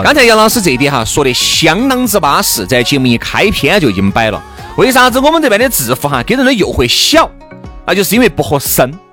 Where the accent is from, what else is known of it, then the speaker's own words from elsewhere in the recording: Chengdu, Sichuan, China; 我们成都人哈，四川人